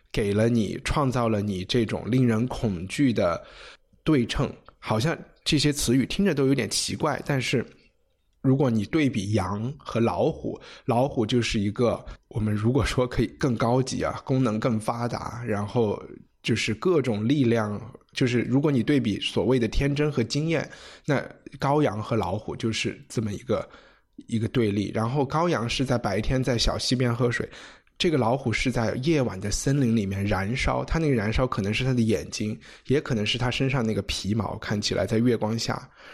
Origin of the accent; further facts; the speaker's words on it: China; 我们中国人写诗可能是小时候从做对子开始写